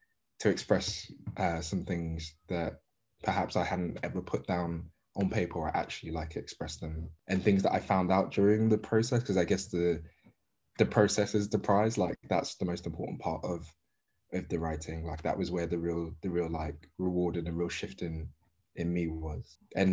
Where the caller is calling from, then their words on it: London, United Kingdom; Southeast London.